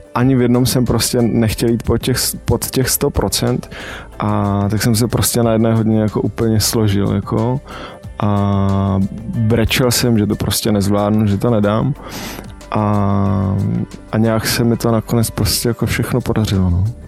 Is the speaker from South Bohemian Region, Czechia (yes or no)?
no; Kopřivnice, Moravian-Silesian Region, Czechia; also born or lived in Ostrava; jsem z Kopřivnice, což je 40 km od Ostravy